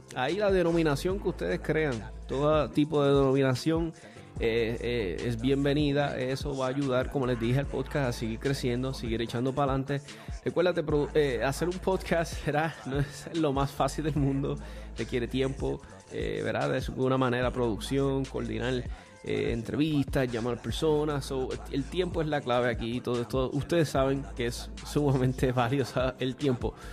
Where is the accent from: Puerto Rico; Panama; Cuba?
Puerto Rico; desde que me crié en Puerto Rico, que vine de bien muchacho acá